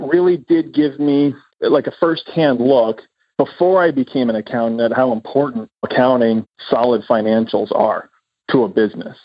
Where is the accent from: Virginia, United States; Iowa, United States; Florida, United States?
Iowa, United States; moved away; also born or lived in Los Angeles; I was a boy from Iowa with a dream